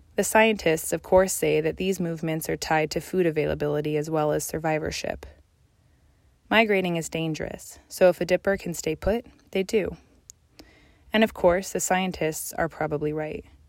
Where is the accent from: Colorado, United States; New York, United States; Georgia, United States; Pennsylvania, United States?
Colorado, United States; Colorado Mountains, United States; moved away; I was born in the Colorado Mountains